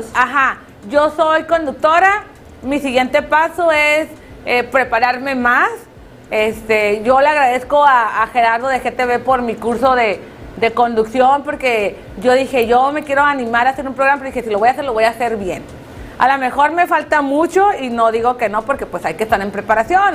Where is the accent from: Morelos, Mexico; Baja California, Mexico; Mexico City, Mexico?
Baja California, Mexico; Tijuana; nuestra ciudad